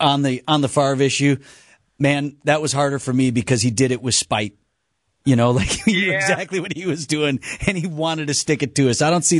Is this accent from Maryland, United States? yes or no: no; Wauwatosa, Wisconsin, United States; I'm from Wauwatosa.